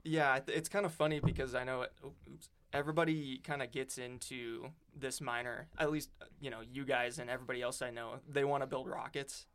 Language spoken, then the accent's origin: English; Great Falls, Montana, United States; moved away as an adult; also born or lived in Florence, Montana; now in Oregon, United States; I grew up in Montana. I'm from, uh, little town in kind of the, like, dead center of Montana, Great Falls, and then, uh, moved to Florence, which is in the Missoula area